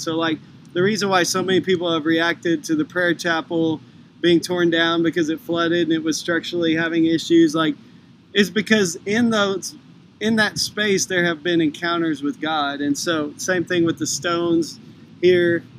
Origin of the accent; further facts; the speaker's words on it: Texas, United States; I grew up in Texas